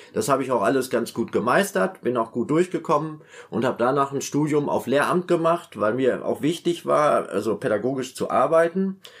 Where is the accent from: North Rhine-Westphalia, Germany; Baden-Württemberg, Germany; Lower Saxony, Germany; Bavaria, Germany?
North Rhine-Westphalia, Germany; Münster; bin in Münster aufgewachsen. Ich komme ursprünglich aus Münster in Westfalen